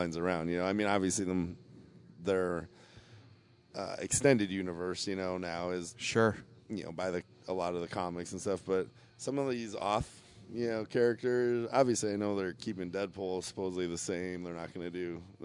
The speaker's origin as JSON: {"language": "English", "town": "Chicago", "region": "Illinois", "country": "United States", "moved": "yes", "said": "I'm coming from Chicago"}